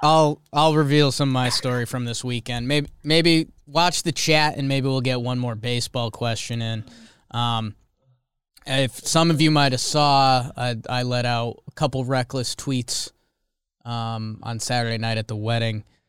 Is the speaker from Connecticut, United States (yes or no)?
yes; Connecticut, United States; I'm from Connecticut